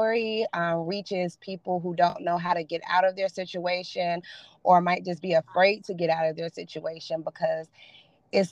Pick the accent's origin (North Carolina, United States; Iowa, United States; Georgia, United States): North Carolina, United States; Durham; I am from Durham, North Carolina